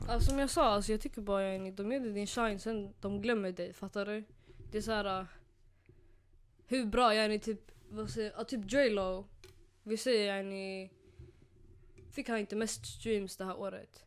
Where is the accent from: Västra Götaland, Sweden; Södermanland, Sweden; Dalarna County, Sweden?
Södermanland, Sweden; Nyköping; jag kom från Nyköping.